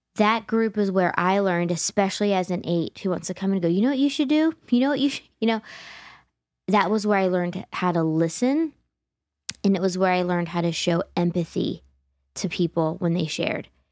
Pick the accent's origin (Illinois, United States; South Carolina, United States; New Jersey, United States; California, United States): New Jersey, United States; growing up in Jersey